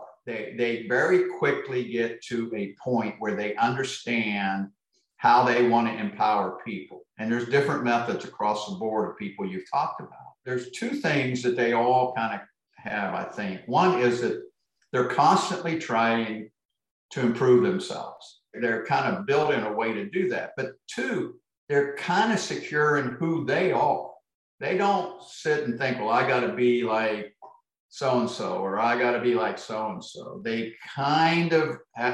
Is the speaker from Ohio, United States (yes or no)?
yes; Ohio, United States; I'm in Beaver Creek, Ohio, which Ohio is where I grew up.